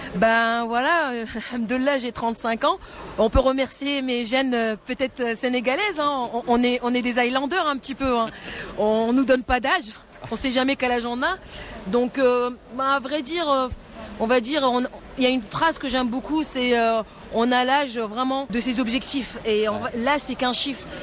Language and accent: French; Morocco; je suis marocaine